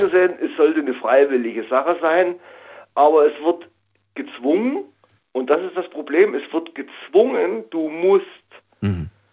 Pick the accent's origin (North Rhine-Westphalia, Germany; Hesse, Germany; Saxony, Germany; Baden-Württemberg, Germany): Saxony, Germany; East; moved away as an adult; now in Karlsruhe, Germany; in meiner Heimat in Ostsachsen